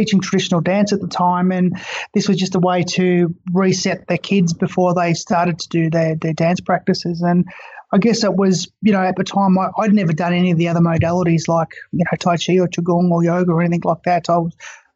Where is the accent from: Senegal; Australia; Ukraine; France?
Australia; Far East Gippsland, Victoria; I grew up in Far East Gippsland of Victoria